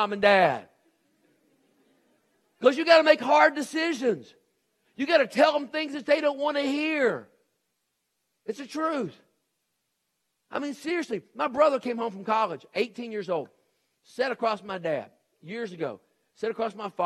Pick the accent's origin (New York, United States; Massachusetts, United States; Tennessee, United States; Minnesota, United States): Tennessee, United States; Nashville; moved away; also born or lived in Texas; when I grew up in Nashville, Tennessee, we had a garage